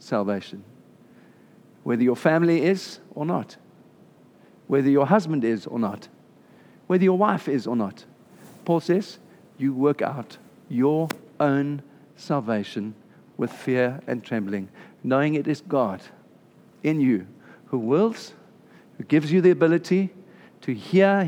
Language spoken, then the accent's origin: English; South Africa; moved away; I'm South African.